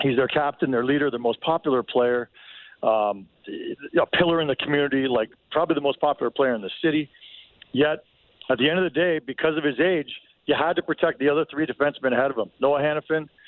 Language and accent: English; Toronto, Ontario, Canada; moved away; I'm from Toronto originally.